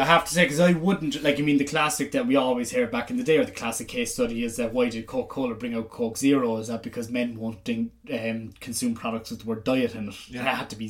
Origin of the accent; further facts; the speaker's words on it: Ireland; As an Irish person